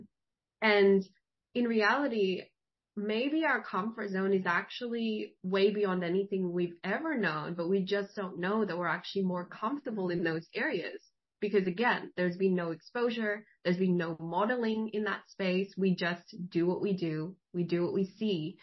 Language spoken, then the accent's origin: English; Philippines; moved away; I'm Filipino. I was born in the Philippines